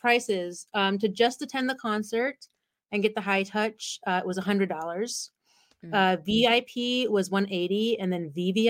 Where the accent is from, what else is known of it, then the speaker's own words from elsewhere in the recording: California, United States; I grew up in California